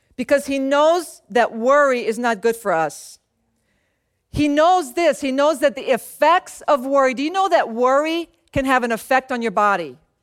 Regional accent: Louisiana, United States; moved away; also born or lived in San Antonio, Texas; So I grew up in Louisiana

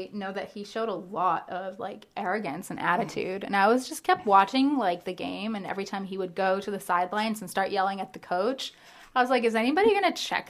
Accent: Southern California, United States; now in Washington, United States; I'm from Southern California.

